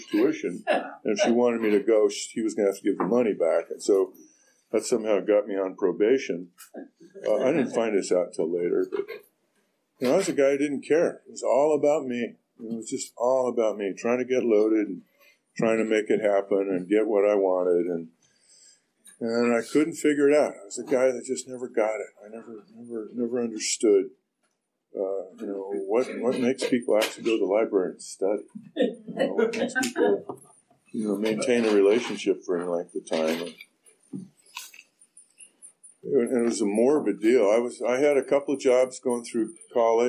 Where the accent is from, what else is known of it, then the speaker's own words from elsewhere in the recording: Orinda, California, United States; I grew up in Orinda, child of the 60s